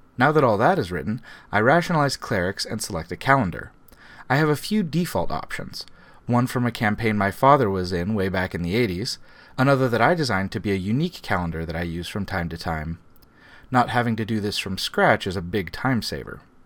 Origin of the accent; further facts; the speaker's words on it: Arkansas, United States; my home state of Arkansas